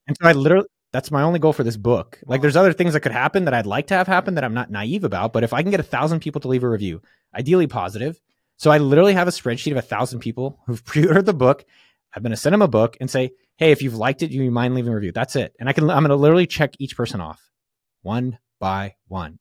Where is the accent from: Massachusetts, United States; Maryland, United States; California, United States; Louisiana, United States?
California, United States; San Francisco Bay Area; I'm from the Bay